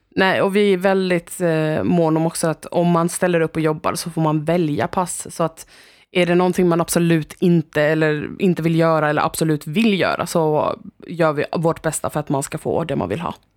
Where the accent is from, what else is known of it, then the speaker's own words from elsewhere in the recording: Stockholm, Stockholm County, Sweden; moved away as an adult; now in Växjö, Sweden; Jag kommer från Stockholm